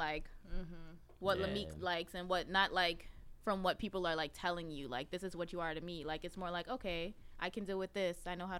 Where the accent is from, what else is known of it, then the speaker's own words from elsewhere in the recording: Georgia, United States; also born or lived in Brooklyn, United States; I was you born in Brooklyn, crazy? But I grew up in Georgia.